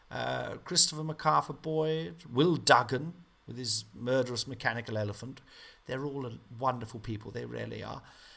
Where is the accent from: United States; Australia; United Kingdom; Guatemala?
United Kingdom; Nottingham, East Midlands; I said, I'm back in my hometown. Big cheer. Loved all the stuff about Nottingham in the show, you know.